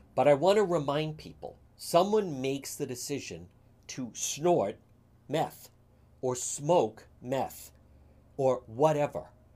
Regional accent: Cranston, Rhode Island, United States; growing up in Cranston

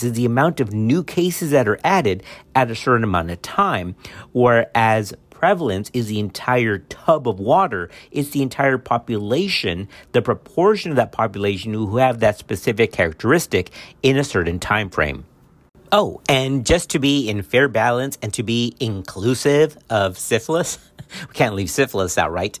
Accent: Texas, United States; Texas, which is my home state

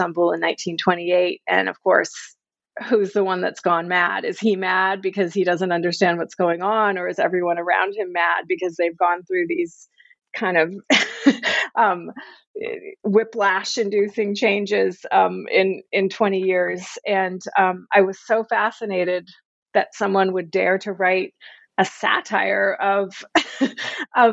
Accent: United States; I'm an American

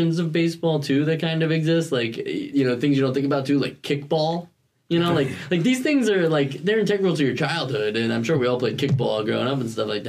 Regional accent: New York, United States; we're all from New York

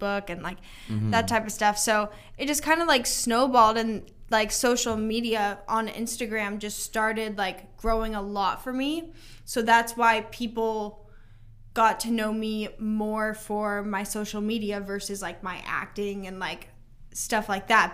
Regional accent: Nashville, Tennessee, United States; I'm from Nashville

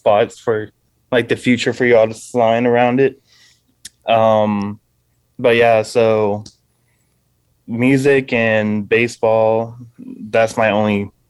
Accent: Houston, Texas, United States; I'm from Houston.

